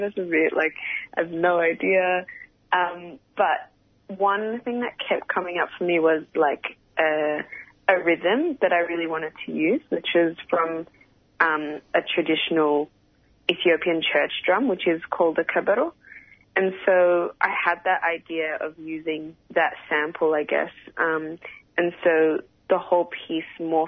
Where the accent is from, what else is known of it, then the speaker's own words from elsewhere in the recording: Melbourne, Victoria, Australia; growing up in Australia